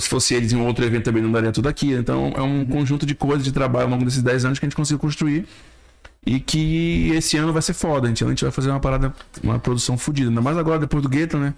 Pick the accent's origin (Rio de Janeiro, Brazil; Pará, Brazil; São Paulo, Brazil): Pará, Brazil; Belém; now in Manaus, Brazil; sou de Belém, de, do Pará